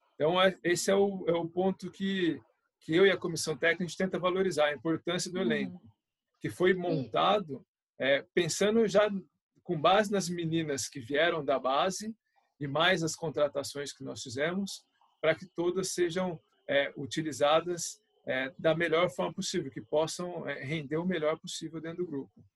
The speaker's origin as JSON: {"language": "Portuguese", "town": "São José dos Campos", "region": "São Paulo", "country": "Brazil", "tie": "born or raised there", "said": "na minha cidade, eu sou de São José dos Campos"}